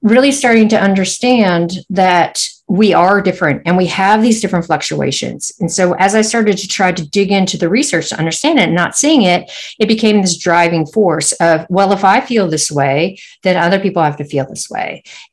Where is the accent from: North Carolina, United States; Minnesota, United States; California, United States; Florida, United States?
California, United States; San Francisco; moved away as an adult; now in New Zealand; growing up in San Francisco